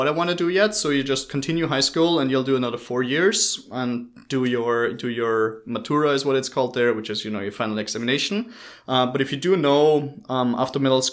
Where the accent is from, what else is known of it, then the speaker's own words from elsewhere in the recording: Austria; moved away as an adult; also born or lived in England / Dublin, Ireland; now in Redmond, United States; originally I'm from Austria in Europe. That's the one without the kangaroos. And I grew up there, went through high school.